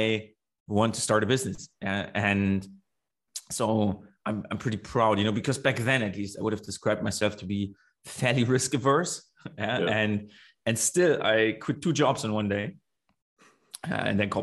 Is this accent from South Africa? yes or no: no; Germany; also born or lived in south of Germany / Australia; I am currently in Berlin. I am German.